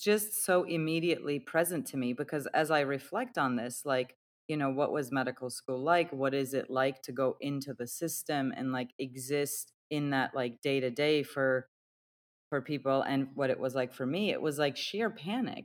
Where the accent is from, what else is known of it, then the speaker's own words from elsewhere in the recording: Turkey; I was born and raised in Turkey